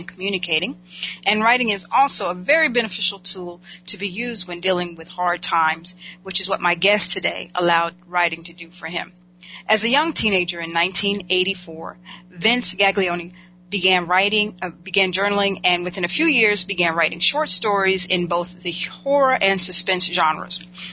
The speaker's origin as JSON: {"language": "English", "town": "Winston-Salem", "region": "North Carolina", "country": "United States", "tie": "born or raised there", "moved": "yes", "said": "North Carolina is my home state"}